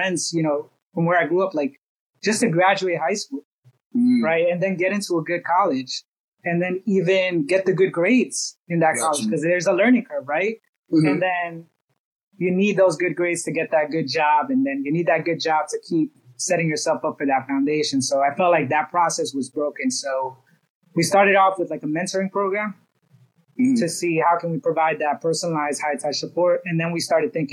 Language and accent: English; New York City, New York, United States; grew up from a humble beginnings in Brooklyn, New York.